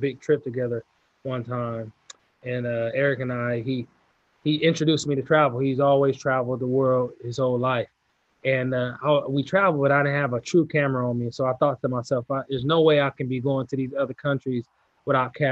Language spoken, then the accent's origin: English; California, United States; I'm from California